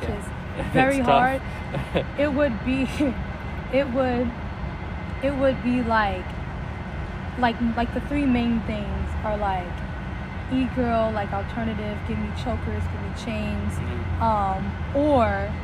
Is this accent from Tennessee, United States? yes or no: yes; Nashville, Tennessee, United States; now in Seattle, United States; I was born in Nashville